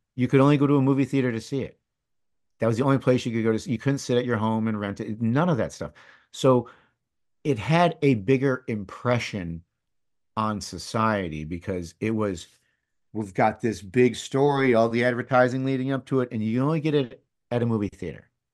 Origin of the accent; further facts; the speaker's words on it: East Lansing, Michigan, United States; first language English; growing up in Michigan